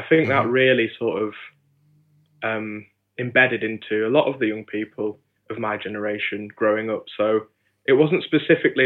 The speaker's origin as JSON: {"language": "English", "town": "Hebden Bridge", "region": "Yorkshire and the Humber", "country": "United Kingdom", "tie": "born or raised there", "said": "I grew up in West Yorkshire in a lovely small town called Hebden Bridge."}